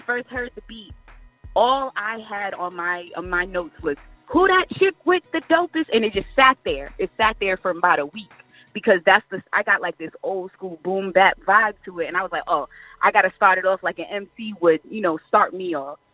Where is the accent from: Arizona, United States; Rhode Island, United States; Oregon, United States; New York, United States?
Rhode Island, United States; Providence; now in Fayetteville, United States; I was raised um, for the majority of my life in Providence, Rhode Island